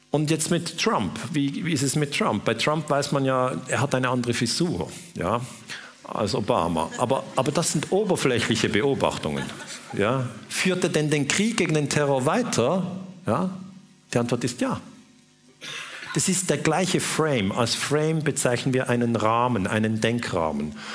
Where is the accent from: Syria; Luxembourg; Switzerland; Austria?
Switzerland; ich bin Schweizer